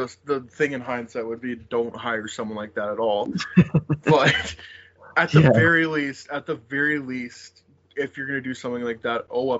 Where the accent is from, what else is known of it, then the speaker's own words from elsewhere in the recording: Philadelphia, Pennsylvania, United States; Yeah, I grew up in South Philly, and that's the way.